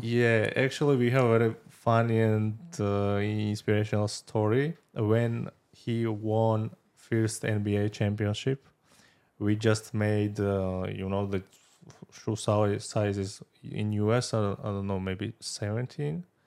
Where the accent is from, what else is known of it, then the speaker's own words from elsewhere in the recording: Georgia; moved away; I'm from Georgia